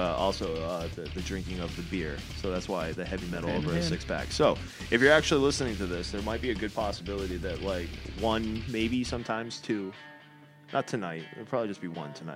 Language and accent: English; Massachusetts, United States; we're from Massachusetts